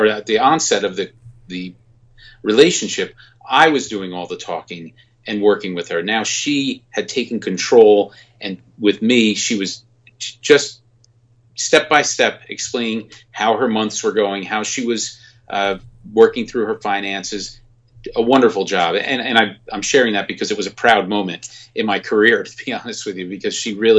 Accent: New Jersey, United States; I'm from New Jersey

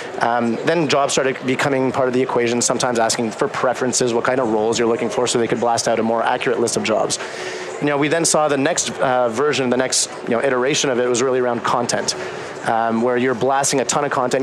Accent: Canada; moved away as an adult; also born or lived in Boston; I'm Canadian

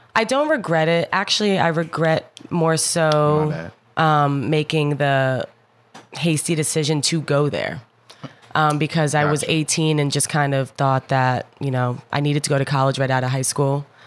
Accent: Jersey City, New Jersey, United States; also born or lived in Hoboken, New Jersey / Belvidere, New Jersey; I grew up in Jersey City, New Jersey.

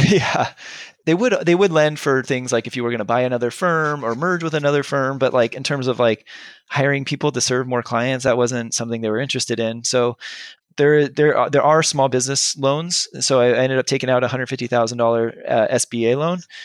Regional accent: Southern California, United States; moved away as an adult; now in Bay Area, United States; I'm from Southern California originally

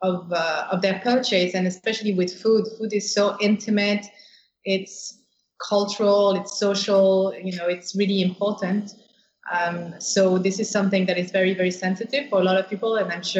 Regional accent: France; moved away; I grew up in France

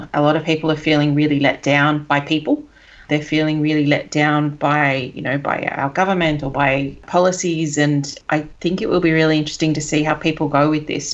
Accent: Sydney, New South Wales, Australia; moved away; I'm from Sydney originally

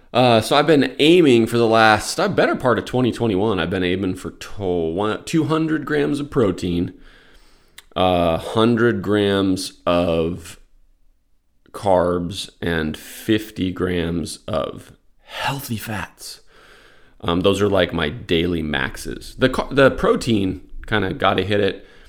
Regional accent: Albuquerque, New Mexico, United States; moved away; also born or lived in Florida / Atlanta; I grew up in Albuquerque

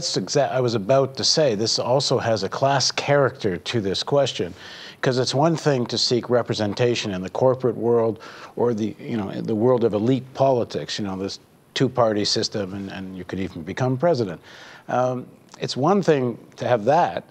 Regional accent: Canada; as a Canadian

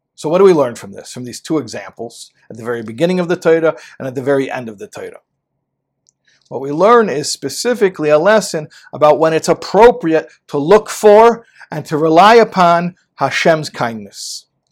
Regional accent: United States; I'm an American boy

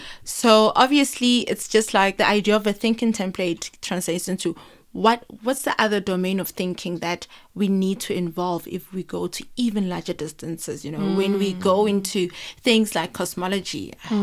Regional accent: South Africa; I'm growing up in South Africa

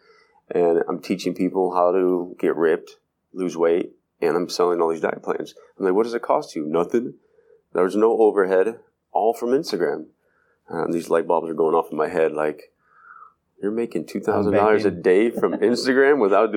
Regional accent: Cleveland, Ohio, United States; born or raised there

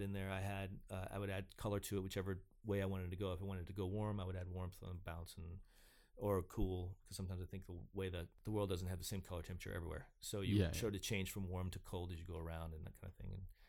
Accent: Georgia, United States; also born or lived in Arkansas; I grew up in Georgia and Arkansas and went to school in West Virginia.

